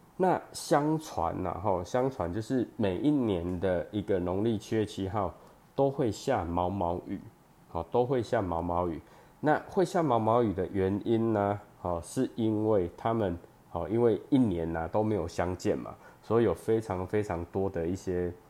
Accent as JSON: {"language": "Chinese", "town": "Chiayi", "region": "Chiayi City", "country": "Taiwan", "tie": "born or raised there", "also_born_or_lived": "Changhua", "moved": "as an adult", "lives_now": "Taichung, Taiwan", "said": "我本身是嘉义人，哦，然后呢，求学的过程呢，哦，高中以前都在嘉义，然后大学在彰化，那研究所的时候呢，又回到嘉义，然后当兵跟工作就都在台中，哦，那我以前是，我大学是念电机，哦，电机系，然后呢，研究所是念光电"}